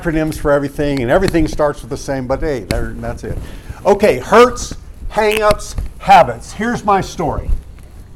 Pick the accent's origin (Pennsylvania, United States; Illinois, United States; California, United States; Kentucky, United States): California, United States; San Marcos; also born or lived in Carlsbad, California; the neighborhood where we moved from Los Robles, 205 Encinitas Road, San Marcos, California. It was that summer, so I was not yet 5 years old